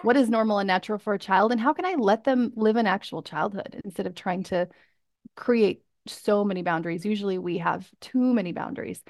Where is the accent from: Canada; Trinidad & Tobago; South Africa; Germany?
Canada; moved away as an adult; I'm from Canada